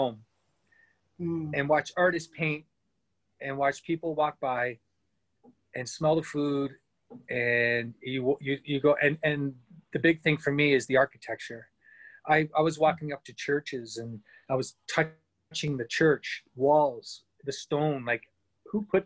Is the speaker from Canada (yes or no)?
yes; Canada; also born or lived in London, England; And then we moved here when I was young